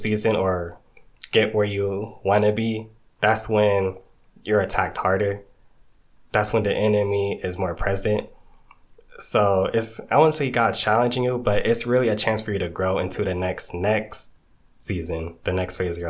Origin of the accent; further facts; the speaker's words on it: Georgia, United States; also born or lived in New York / Haiti (ancestry); So I grew up in Georgia, went to Georgia State, graduated 2019.